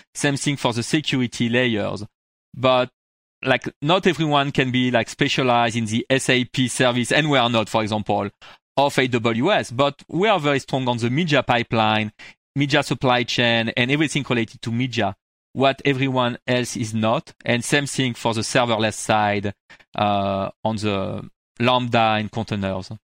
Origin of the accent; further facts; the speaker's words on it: France; accent: French; English is a second language; moved away as an adult; now in United States; I moved into U S, like, twelve, like fourteen years ago, actually, from France. I can, you heard it from my accent